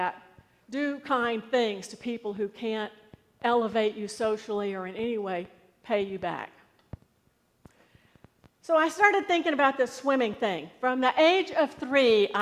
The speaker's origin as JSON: {"language": "English", "country": "United States", "said": "I'm an American citizen."}